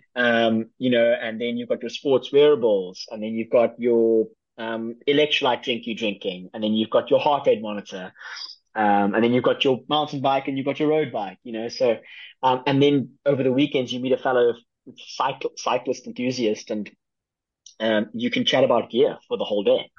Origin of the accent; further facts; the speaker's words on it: South Africa; I am from South Africa